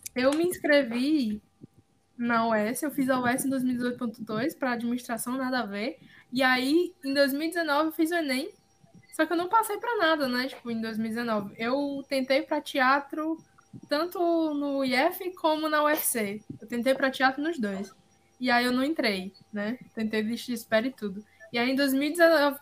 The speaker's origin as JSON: {"language": "Portuguese", "area": "Quixeramobim", "region": "Ceará", "country": "Brazil", "tie": "born or raised there", "said": "eu em Xeromobim, muito pequenininha"}